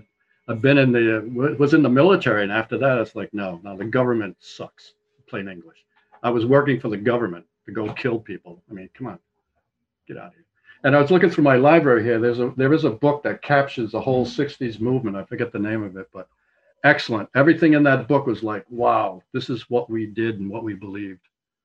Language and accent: English; United States; I am an American